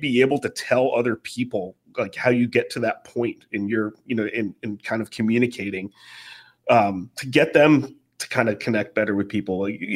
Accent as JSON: {"language": "English", "town": "New York City", "region": "New York", "country": "United States", "said": "I'm a New Yorker"}